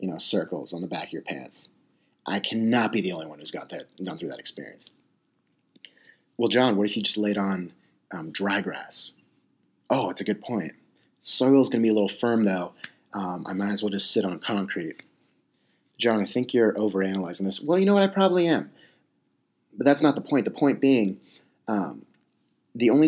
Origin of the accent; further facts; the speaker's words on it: San Diego, California, United States; I'm from San Diego, California